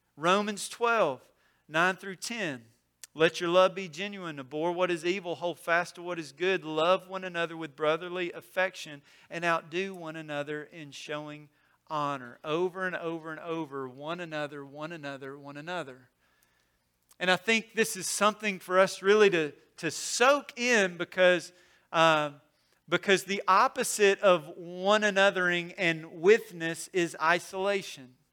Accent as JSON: {"language": "English", "region": "Mississippi", "country": "United States", "tie": "born or raised there", "said": "I grew up in Mississippi"}